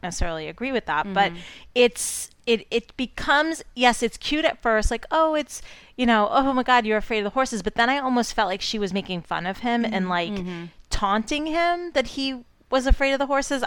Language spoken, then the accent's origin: English; East Coast, United States; I grew up on the East Coast